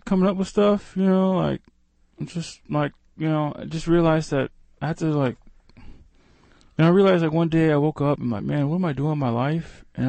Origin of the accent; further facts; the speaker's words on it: West Coast, United States; I'm from the West Coast, by the way.